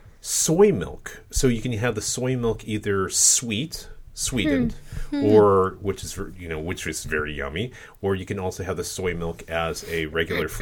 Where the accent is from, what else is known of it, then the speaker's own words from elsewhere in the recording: Cleveland, Ohio, United States; I grew up in Ohio. I keep on saying this. I lived in the Cleveland area.